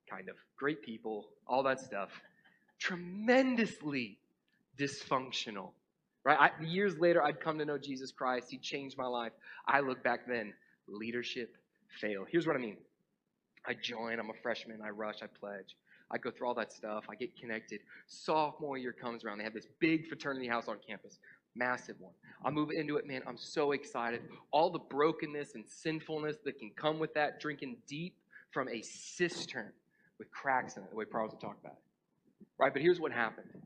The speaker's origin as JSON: {"language": "English", "region": "North Georgia", "country": "United States", "tie": "born or raised there", "also_born_or_lived": "Atlanta, Georgia", "said": "I grew up in North Georgia."}